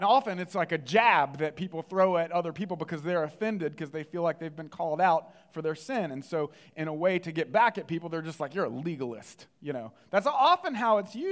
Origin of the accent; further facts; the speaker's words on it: the Bible Belt, the South, United States; I grew up in the Bible Belt